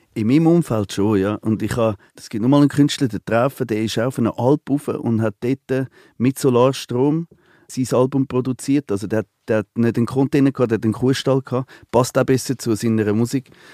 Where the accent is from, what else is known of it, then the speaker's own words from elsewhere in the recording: Côte d’Ivoire; now in Switzerland; Ich bin an der Elfenbeinküste aufgewachsen. Ich bin seit 40 Jahre nicht mehr dort